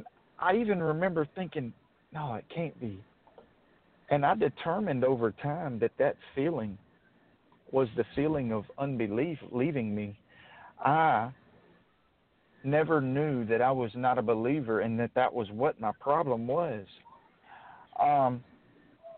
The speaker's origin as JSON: {"language": "English", "town": "Mobile", "region": "Alabama", "country": "United States", "tie": "born or raised there", "also_born_or_lived": "Grand Bay, Alabama", "said": "I'm from Mobile, Alabama. I grew up till I was 10 in a city named Grand Bay, sort of on the southern tip of Mobile County"}